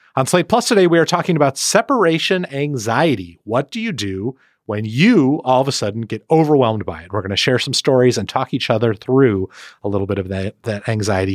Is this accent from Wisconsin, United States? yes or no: yes; Milwaukee, Wisconsin, United States; moved away; Milwaukee, my hometown